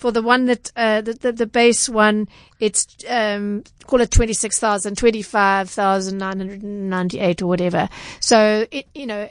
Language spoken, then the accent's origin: English; Durban, KwaZulu-Natal, South Africa; I'm from Durban, so I know the centre well